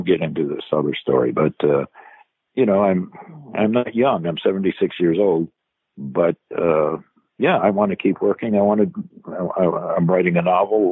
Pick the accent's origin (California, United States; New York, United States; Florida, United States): California, United States; Los Angeles; I grew up in the Russian community in Los Angeles